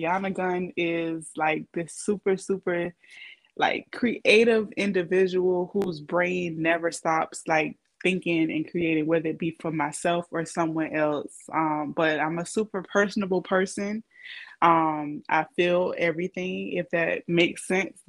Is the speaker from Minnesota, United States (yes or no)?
no; Savannah, Georgia, United States; also born or lived in Atlanta / Richmond Hill / Riceboro / Hinesville; I'm from Savannah, however, but even within Savannah, I've lived in different like counties like Richmond Hill, Riceboro, Hinesville, everything.